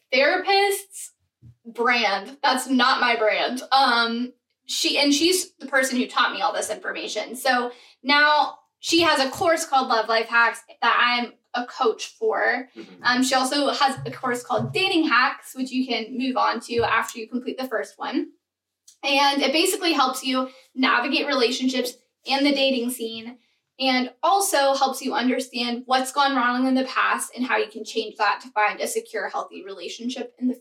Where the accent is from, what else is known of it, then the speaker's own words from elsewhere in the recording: Oregon, United States; moved away as an adult; now in Nashville, United States; I grew up in Oregon